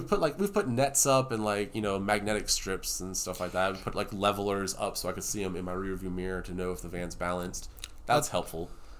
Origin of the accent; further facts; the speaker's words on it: Georgia, United States; but we're from Georgia.